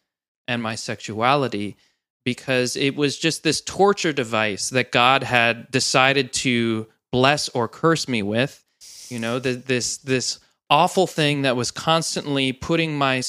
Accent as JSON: {"language": "English", "region": "New Jersey", "country": "United States", "tie": "born or raised there", "said": "So I was born into the church, and they started the church right around when I was born in New Jersey."}